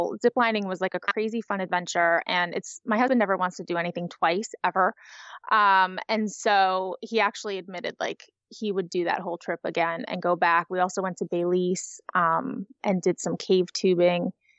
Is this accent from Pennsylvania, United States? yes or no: yes; Pennsylvania, United States; I'm from Magical Memory Planners, as you said. I'm from the Pennsylvania area.